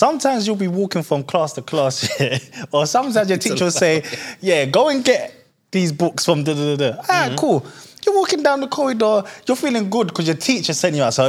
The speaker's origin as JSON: {"language": "English", "region": "London", "country": "United Kingdom", "tie": "born or raised there", "said": "I grew up in Gypsy Hill. Just off Crystal Palace."}